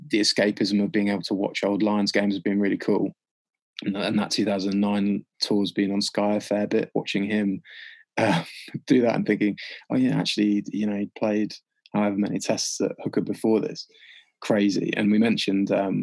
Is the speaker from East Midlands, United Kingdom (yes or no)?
yes; Leicester, East Midlands, United Kingdom; I grew up in Leicester